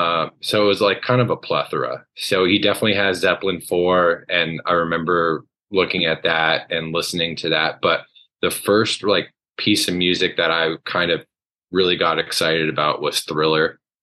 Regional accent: Vermont, United States; moved away as an adult; also born or lived in Massachusetts; now in Henderson, United States; I was born in Massachusetts, but I grew up in Vermont. So my family moved to Vermont when I was really young, probably before first grade. And then I started my schooling in Vermont and grew up there.

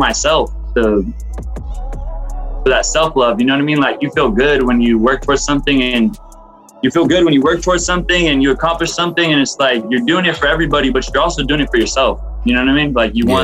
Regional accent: Fresno, California, United States; moved away as an adult; also born or lived in Los Banos, California / Kerman, California; I moved away from Fresno

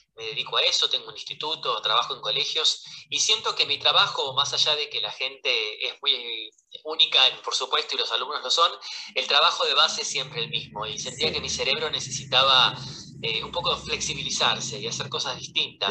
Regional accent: Buenos Aires, Argentina; soy de la Ciudad Autónoma de Buenos Aires

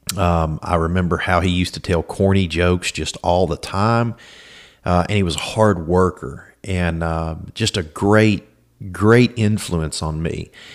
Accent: Alexandria, Louisiana, United States; I was born in Alexandria, Louisiana, uh, to my mom and dad.

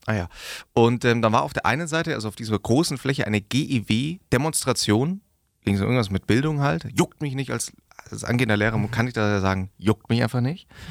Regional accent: Augsburg, Bavaria, Germany; Wir sind aus Augsburg.

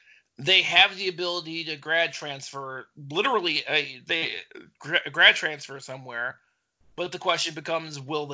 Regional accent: Lorain, Ohio, United States; Naz Bohannon is the pride of my hometown, Lorain, Ohio.

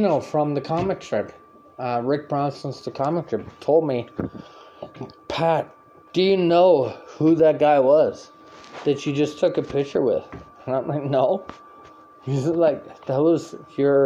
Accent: Canada; I'm from Canada.

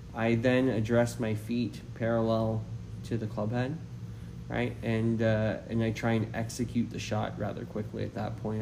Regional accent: Nova Scotia, Canada; also born or lived in New Brunswick; now in Poway, United States; I grew up in Canada, uh, played a lot of junior golf successfully um, in Nova Scotia, New Brunswick.

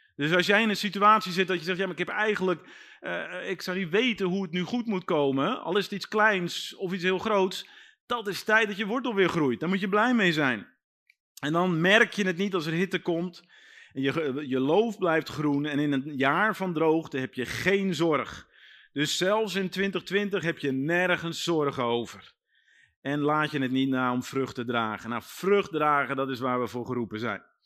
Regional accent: Netherlands; wij als Nederlanders

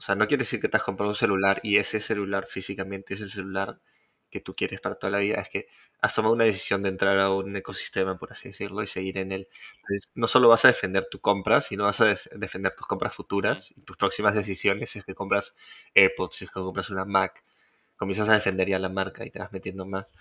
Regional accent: Peru

